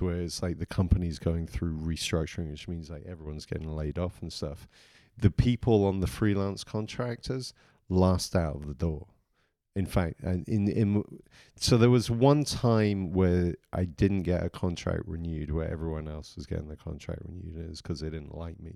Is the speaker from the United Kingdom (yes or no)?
yes; England, United Kingdom; moved away; I grew up in England